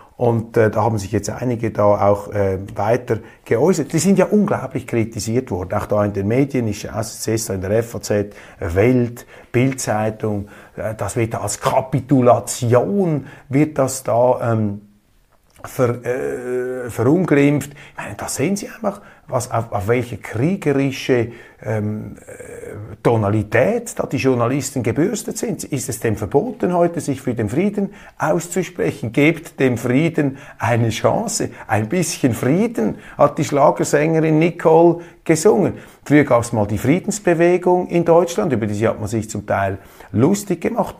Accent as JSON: {"language": "German", "country": "Switzerland", "said": "Ich als Schweizer"}